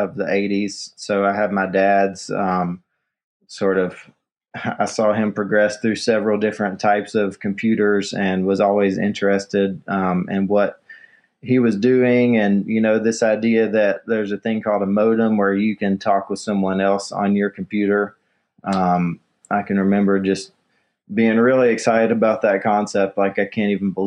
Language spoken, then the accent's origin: English; Kingsport, Tennessee, United States; now in Asheville, United States; I grew up in East Tennessee, a town called Kingsport